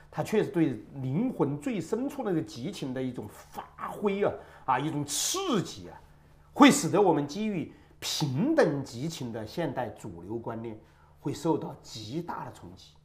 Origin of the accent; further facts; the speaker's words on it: China; 直到今天，我们中国人谈共同富裕